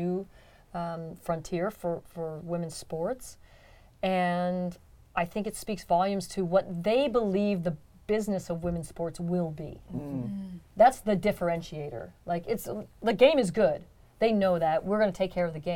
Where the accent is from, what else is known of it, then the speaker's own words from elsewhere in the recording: San Jose, California, United States; I'm born and raised in San Jose.